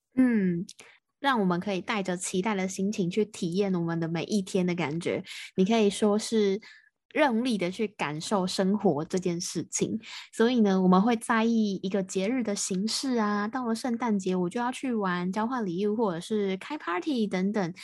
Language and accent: Chinese; Taiwan; 我是台湾的